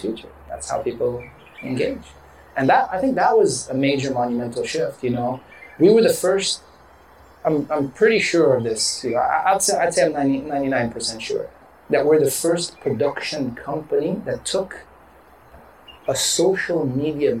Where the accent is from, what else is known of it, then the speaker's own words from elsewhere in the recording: Dubai, United Arab Emirates; first language English; I'm a kid from Dubai.